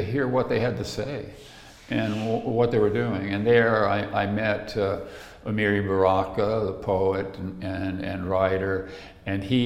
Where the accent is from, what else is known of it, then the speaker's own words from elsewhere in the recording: the South, United States; moved away; also born or lived in Santa Barbara; I grew up in the South in a lot of poverty